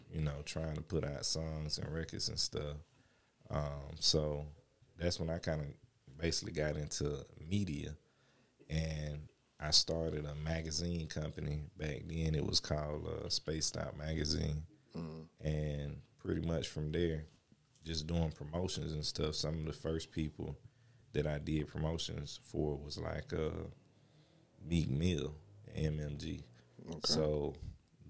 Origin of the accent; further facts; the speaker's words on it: Brunswick, Georgia, United States; I'm originally from Brunswick, Georgia